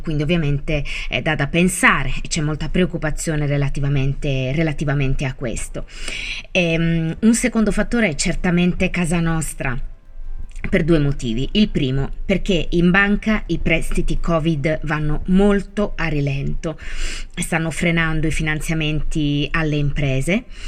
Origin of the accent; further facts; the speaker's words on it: Italy; Conosco anche abbastanza bene il mio paese